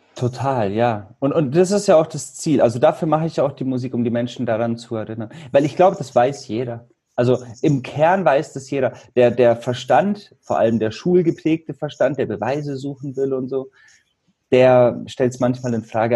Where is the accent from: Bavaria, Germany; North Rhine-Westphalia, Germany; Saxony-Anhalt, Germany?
Bavaria, Germany; Allgäu; Ich komme ja aus Bayern, aus dem Allgäu